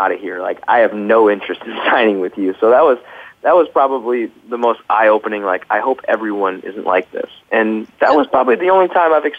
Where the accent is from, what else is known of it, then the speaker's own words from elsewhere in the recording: Midwest, United States; moved away as an adult; now in Los Angeles, United States; I'm from the Midwest. Sometimes instead of saying going to, we say gonna.